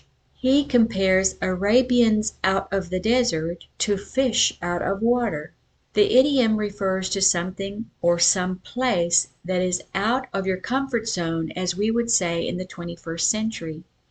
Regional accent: Sioux Falls, South Dakota, United States; born there; also born or lived in Natchitoches, Louisiana; I was born in Sioux Falls, South Dakota, which was already a distance from the culture that my folks were of in Natchitoches, Louisiana.

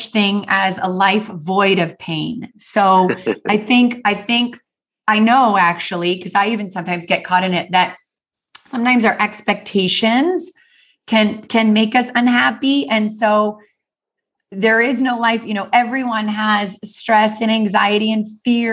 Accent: Canada; I grew up in the Canadian Rocky Mountains

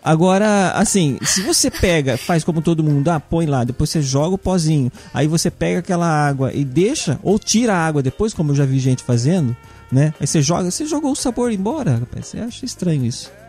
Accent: São Paulo, Brazil; como bom paulista

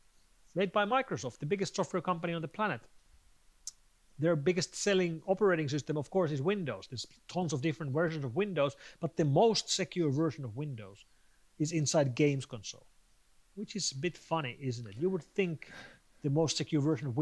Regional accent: Finland; my home country of Finland

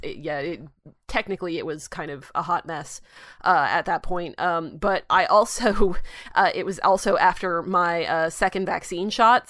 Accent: United States

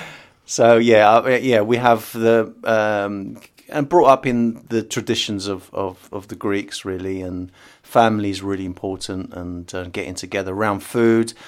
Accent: United Kingdom; first language English; I was born in the U K

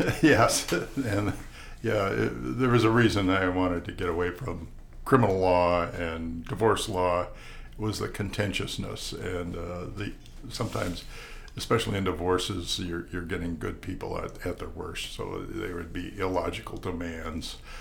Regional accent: La Crosse, Wisconsin, United States; now in Tucson, United States; I was born in 1950 in La Crosse, Wisconsin

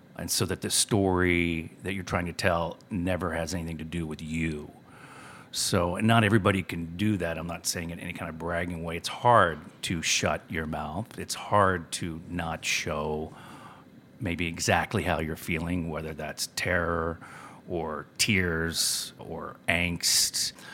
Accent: Cuero, Texas, United States; also born or lived in West Virginia; when I moved from West Virginia, I was seven years old, and I moved to this small town called Cuero

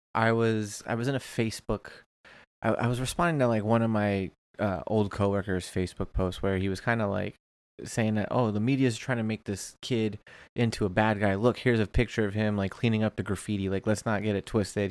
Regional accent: Springfield, Virginia, United States; now in Orange County, United States; I grew up broke in Springfield, Virginia

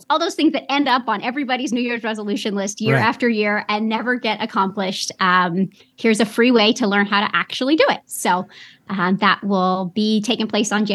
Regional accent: Sonoma, California, United States; I grew up in California. I grew up in Sonoma, California

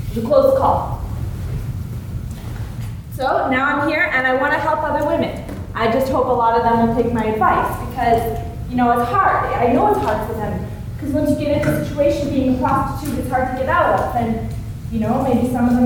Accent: Winnipeg, Manitoba, Canada; moved away; I'm from Winnipeg, Manitoba.

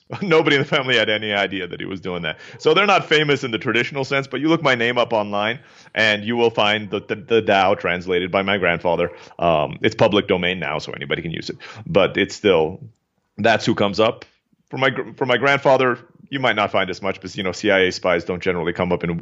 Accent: Turkey; also born or lived in Philippines; I grew up in Turkey and was born in the Philippines.

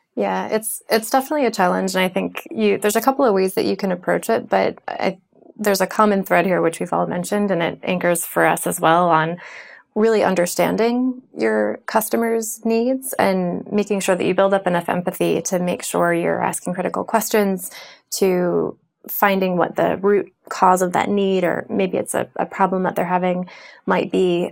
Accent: United States; I'm American

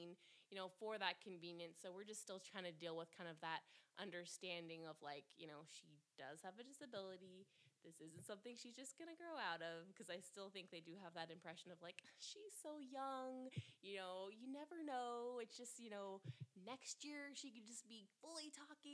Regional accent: Seattle, Washington, United States; we are from Seattle

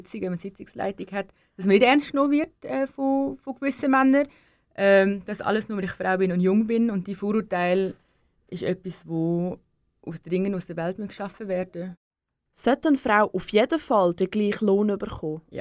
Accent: Denmark; ich bin, ich bin halt Dänin. Ich gehe jedes Jahr meine Familie besuchen in Dänemark.

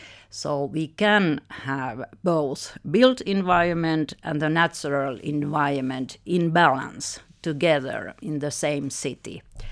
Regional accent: Finland; English is a second language; Actually, nature is really important for us Finns. It is something very embedded in our personalities, even in our soul.

